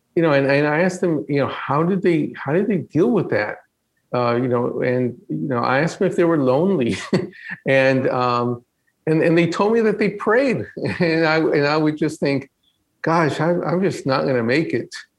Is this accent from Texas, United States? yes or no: yes; Stafford, Texas, United States; moved away as an adult; also born or lived in Mexico; now in California, United States; I grew up in a small town, um, Stafford, Texas, outside of Houston